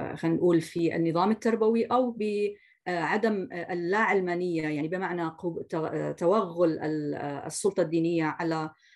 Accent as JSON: {"language": "Arabic", "country": "Jordan", "said": "عندنا في الاردن"}